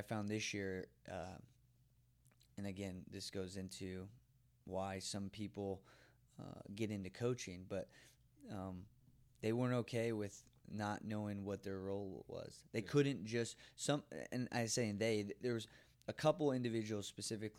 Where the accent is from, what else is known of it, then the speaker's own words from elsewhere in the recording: Belvidere, United States; it's my hometown